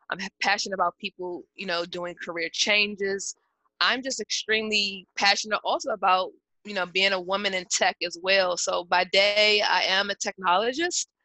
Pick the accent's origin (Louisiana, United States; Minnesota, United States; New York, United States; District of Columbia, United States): District of Columbia, United States; Washington; I'm from the Washington, D.C. area